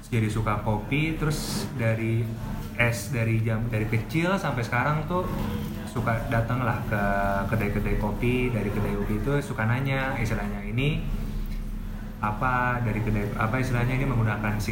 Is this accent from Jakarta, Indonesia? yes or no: yes; Tebet, Jakarta, Indonesia; saya emang besar di Tebet